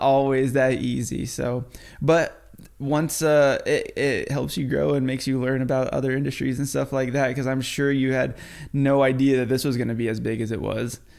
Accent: New Mexico, United States; moved away; also born or lived in Florida; I'm from the West Coast. I grew up in New Mexico

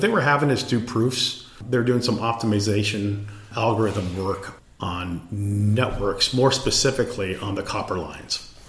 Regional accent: Los Angeles, California, United States; I was born in Los Angeles, and I'm the youngest of six children

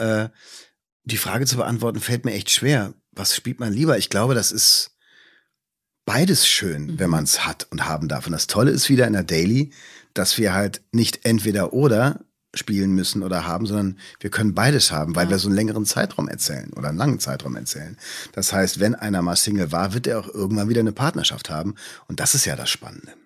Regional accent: Düsseldorf, North Rhine-Westphalia, Germany; now in Potsdam, Germany; Meine Heimat ist immer Düsseldorf

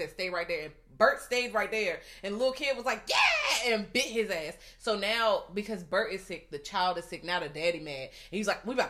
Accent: Virginia, United States; I'm from Virginia

